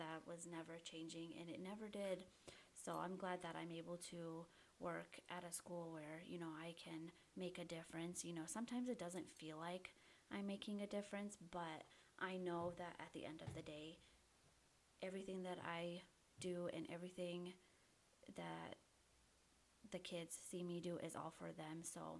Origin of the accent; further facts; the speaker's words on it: Bosnia & Herzegovina; moved away; when we came over from Bosnia, we all kind of stayed close together, like my cousins, my aunts and uncles.